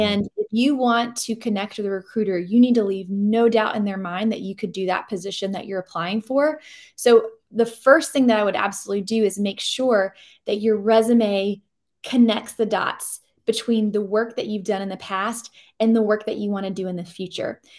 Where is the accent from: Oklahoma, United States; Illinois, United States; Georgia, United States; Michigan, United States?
Georgia, United States; now in North Carolina, United States; I grew up in Georgia